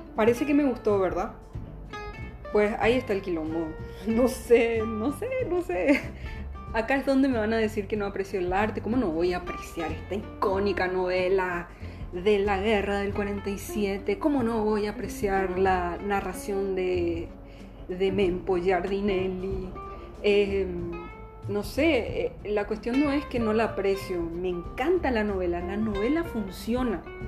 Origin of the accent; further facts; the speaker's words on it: Paraguay; accent: Paraguayan border accent, half Brazilian-tinged; con nuestro guarañol, con nuestra cosa fronteriza con Brasil, nuestra tonada medio abrasilerada